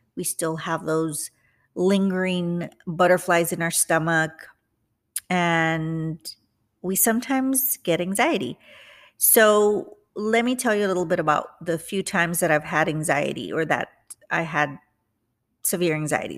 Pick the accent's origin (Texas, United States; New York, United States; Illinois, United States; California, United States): Texas, United States; McAllen; moved away as an adult; also born or lived in San Antonio, Texas; now in Houston, United States; I went back to my hometown, which is the Rio Grande Valley, McAllen, Texas